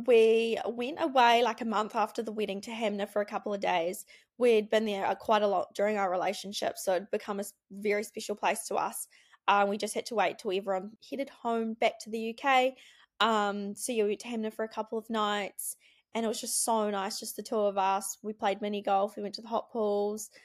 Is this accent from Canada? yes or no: no; Wanaka, Otago, New Zealand; we grew up in Wanaka, um, went to Wanaka Primary School